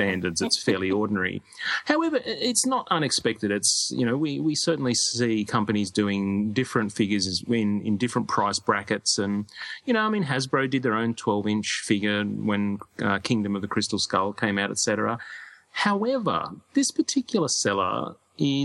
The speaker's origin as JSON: {"language": "English", "country": "Australia"}